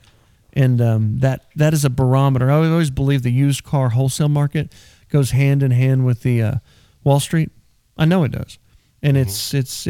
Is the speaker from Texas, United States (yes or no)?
yes; Texas, United States; I'm a Texan